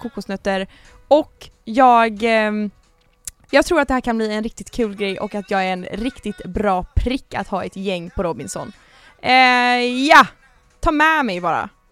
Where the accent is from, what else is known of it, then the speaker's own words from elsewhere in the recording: Gothenburg, Västra Götaland, Sweden; jag är 22 år från Göteborg